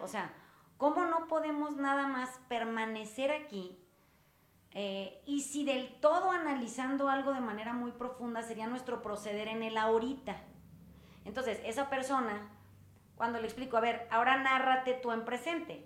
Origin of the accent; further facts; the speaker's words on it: Sinaloa, Mexico; yo soy sinaloense